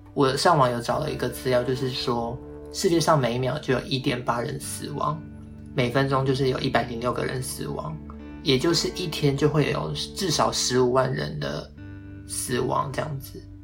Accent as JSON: {"language": "Chinese", "town": "Hualien", "region": "Hualien County", "country": "Taiwan", "moved": "as an adult", "lives_now": "Taipei, Taiwan", "said": "回到花园工作"}